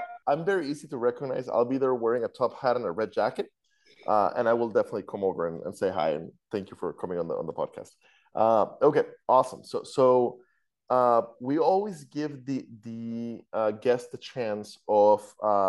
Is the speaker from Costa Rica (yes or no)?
yes; Costa Rica; moved away; I'm from Costa Rica, so I'm used to earthquakes. I lived through several 6 and 7 point earthquakes back in Costa Rica when I was growing up.